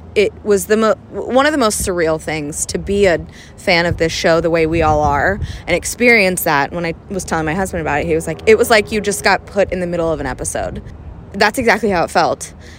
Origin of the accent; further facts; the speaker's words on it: Chapel Hill, North Carolina, United States; I'm from Chapel Hill